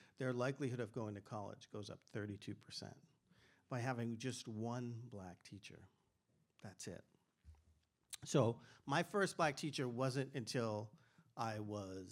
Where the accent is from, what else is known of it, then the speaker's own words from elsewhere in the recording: Boston, Massachusetts, United States; I grew up in Boston, Massachusetts in the 70s